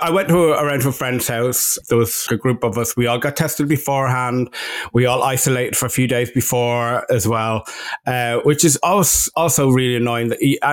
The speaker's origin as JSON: {"language": "English", "country": "Ireland", "moved": "yes", "lives_now": "Los Angeles, United States", "said": "I'm the Irishman"}